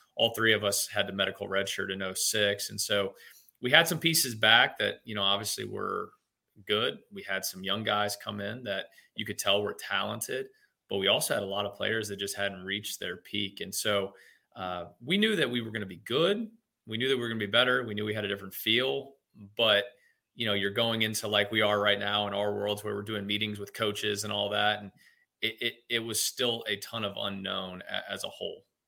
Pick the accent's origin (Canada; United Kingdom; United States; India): United States; Louisville, Kentucky; I grew up in Louisville, Kentucky